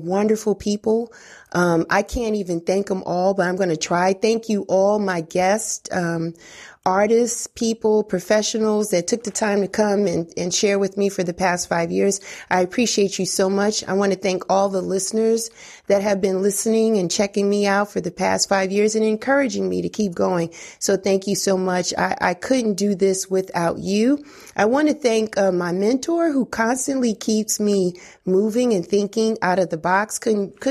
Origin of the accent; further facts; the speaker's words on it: New York City, New York, United States; growing up in the Bronx in New York